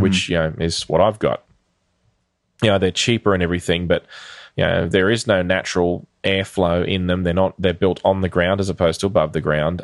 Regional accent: Queensland, Australia; in Queensland, which is the state that I live in and grew up in, spent most of my life in for that matter

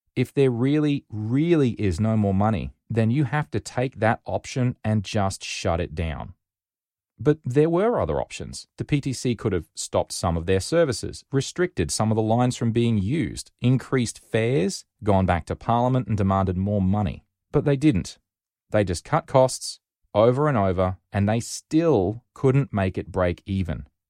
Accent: Rockhampton, Queensland, Australia; moved away as an adult; also born or lived in Sydney; I was from Rockhampton, not even in the same state.

